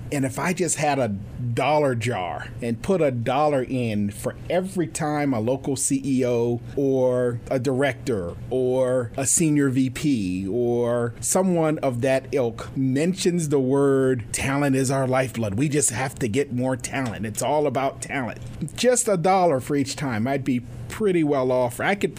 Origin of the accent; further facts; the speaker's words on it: California, United States; Well, I came from California.